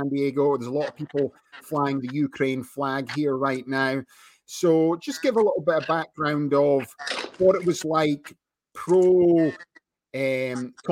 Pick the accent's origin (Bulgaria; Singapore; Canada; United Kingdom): United Kingdom; Scotland; I come from Scotland